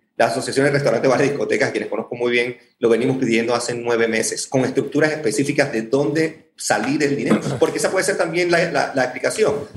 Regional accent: Panama; soy panameño y como ustedes nos preocupa nuestro país

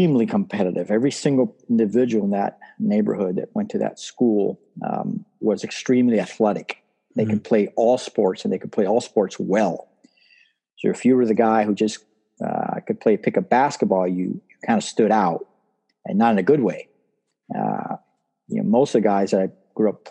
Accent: Miami, Florida, United States; also born or lived in Cuba; They came to Miami and I lived in Miami pretty much my entire life

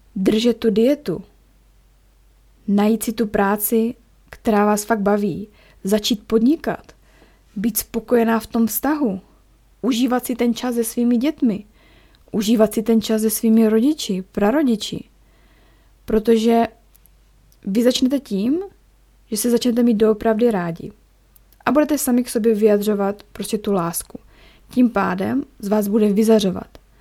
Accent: Ostrava, Moravian-Silesian Region, Czechia; also born or lived in Chomutov; now in Zlín, Czech Republic; já jsem z Ostravy a u nás v Ostravě

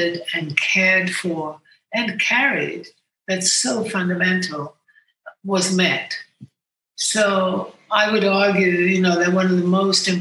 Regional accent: Sweden; moved away as an adult; also born or lived in United States; I grew up in Sweden, but I also lived in America as a young woman.

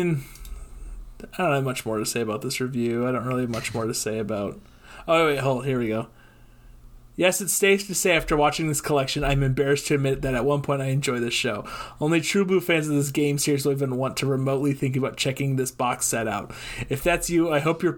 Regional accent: Milwaukee, Wisconsin, United States; I grew up in the Milwaukee area

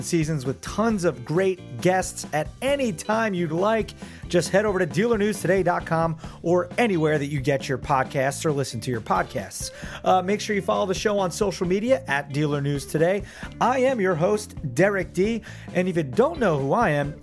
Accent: New Jersey, United States; Yeah, I'm from Jersey. I live by the beach in Jersey.

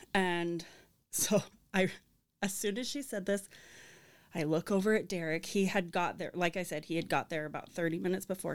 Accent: Arizona, United States; moved away as an adult; now in Saint George, United States; I grew up in Arizona

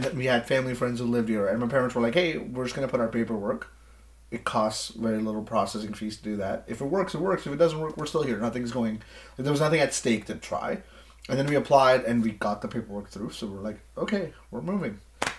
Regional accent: India; now in Scarborough, Canada; So I'm from, like, a smaller town in India, right?

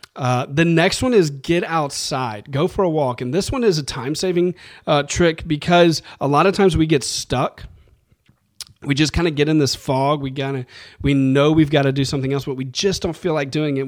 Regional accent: New Orleans, Louisiana, United States; I grew up in New Orleans, and we love carbs in New Orleans

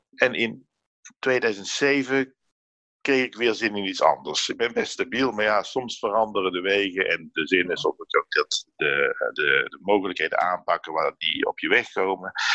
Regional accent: Netherlands; now in France; In mijn geboortedorp

